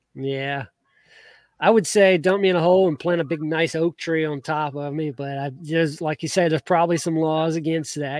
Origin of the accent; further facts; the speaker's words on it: Georgia, United States; I grew up in Georgia